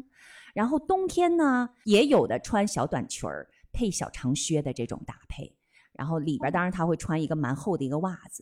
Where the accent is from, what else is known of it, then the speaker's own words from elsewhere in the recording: Northeast China, China; 因为我们东北室内特别的热，进屋你就得脱。你看，我们很多东北家庭聚会哈，大家在室内都穿啥？秋衣秋裤，